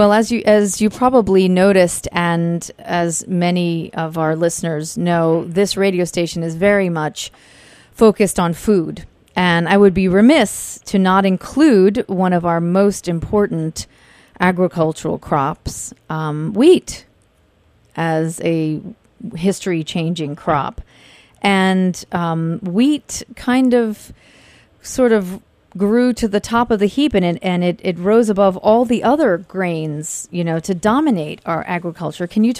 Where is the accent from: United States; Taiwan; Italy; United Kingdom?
Italy; moved away; I was born in Italy, and I come from many, many generations of farmers